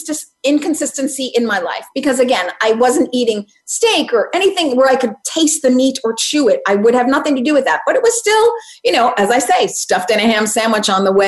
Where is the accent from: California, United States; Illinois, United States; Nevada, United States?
Illinois, United States; Chicago; I grew up in Chicago.